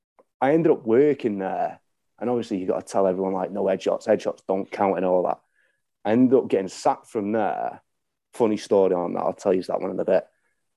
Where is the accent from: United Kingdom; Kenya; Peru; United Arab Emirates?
United Kingdom; Crewe, North West England; I am from Crewe, which is in Cheshire.